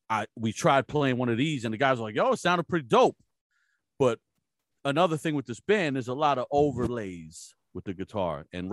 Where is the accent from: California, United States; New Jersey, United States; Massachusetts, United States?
New Jersey, United States; I'm from New Jersey originally. I moved out here immediately.